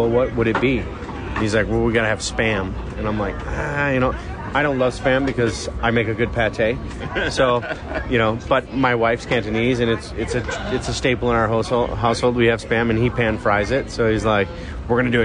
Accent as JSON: {"language": "English", "town": "Detroit", "region": "Michigan", "country": "United States", "tie": "born or raised there", "moved": "yes", "said": "where I grew up in Detroit"}